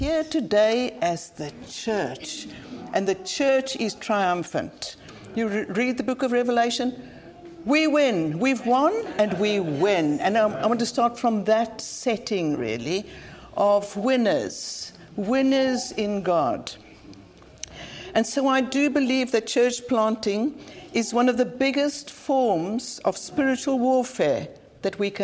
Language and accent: English; Cape Town, Western Cape, South Africa; moved away as an adult; now in Cambridge, United Kingdom; I come from Cape Town, based in Cambridge now, but from Cape Town